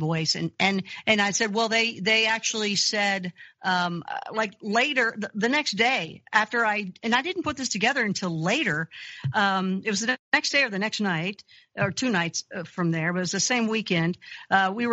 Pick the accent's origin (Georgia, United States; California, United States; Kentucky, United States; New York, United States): Kentucky, United States; I grew up Christian in Kentucky.